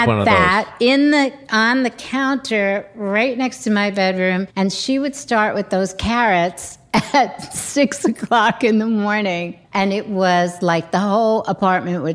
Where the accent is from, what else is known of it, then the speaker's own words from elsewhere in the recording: New York City, New York, United States; also born or lived in London; growing up in New York at the time